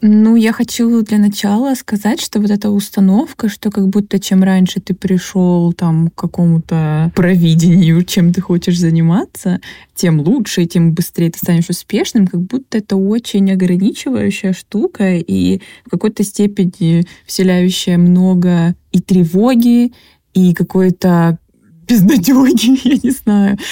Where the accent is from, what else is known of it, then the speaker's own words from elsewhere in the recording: Krasnodar, Krasnodar Krai, Russia; я из Краснодара, у нас там как бы зерновой край